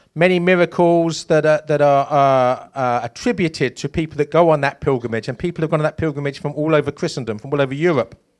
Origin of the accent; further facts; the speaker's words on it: East Anglia, East of England, United Kingdom; moved away as an adult; also born or lived in London; East Anglia is my shire. That's where I spent my childhood, and then I moved to London.